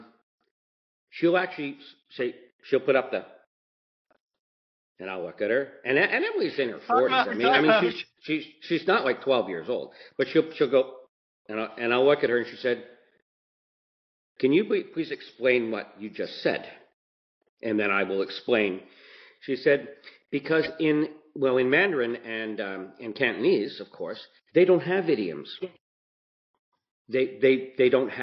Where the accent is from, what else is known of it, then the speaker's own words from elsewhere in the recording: Mississauga, Ontario, Canada; where I grew up in Port Credit.